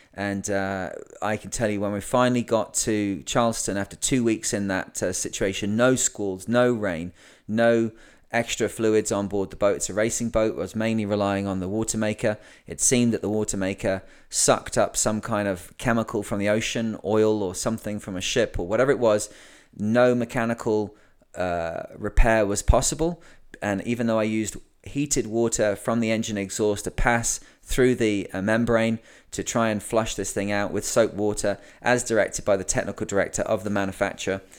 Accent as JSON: {"language": "English", "region": "England", "country": "United Kingdom", "said": "I'm English"}